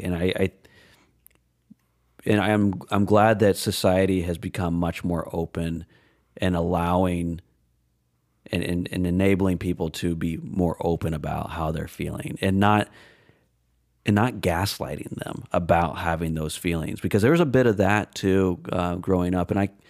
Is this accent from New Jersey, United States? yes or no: no; Des Moines, Iowa, United States; Ironically, growing up in Des Moines area.